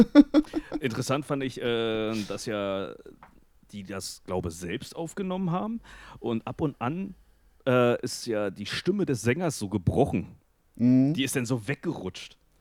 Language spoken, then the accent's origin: German; hometown 10 km from Friesack, Brandenburg, Germany; wir sind dann halt von meinem Heimatort äh, nach Friesack gelaufen, die 10 Kilometer